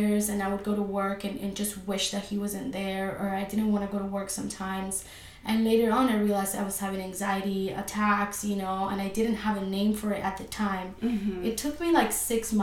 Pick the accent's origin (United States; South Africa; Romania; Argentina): Argentina; moved away; I'm originally from Argentina, so I'm Latina